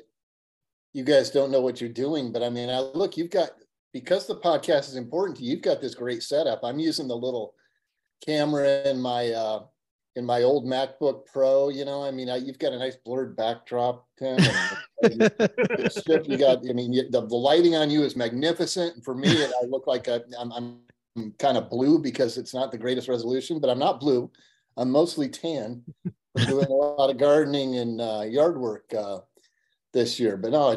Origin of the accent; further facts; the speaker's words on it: Ames, Iowa, United States; now in Ankeny, United States; born and raised in Ames